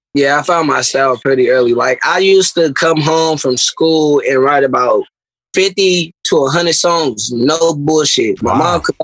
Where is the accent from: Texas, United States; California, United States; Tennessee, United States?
California, United States; Berkeley; I'm from South Berkeley